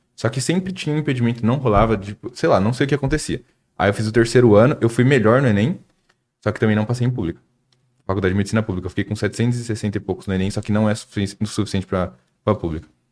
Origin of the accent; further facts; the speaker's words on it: Suzano, São Paulo, Brazil; eu sou de Suzano